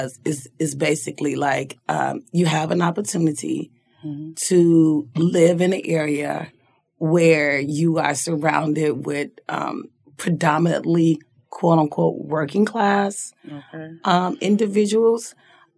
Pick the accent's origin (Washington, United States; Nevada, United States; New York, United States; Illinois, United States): Illinois, United States; Chicago; now in Minneapolis, United States; I am from Chicago, Illinois. Okay. I was born and raised predominantly in South Side of Chicago